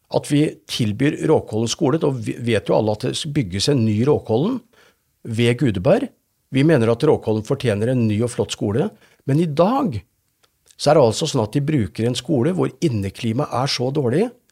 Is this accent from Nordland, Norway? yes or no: no; Fredrikstad, Østfold, Norway; jeg har vokst opp i Philadelphia-menigheten i Fredrikstad.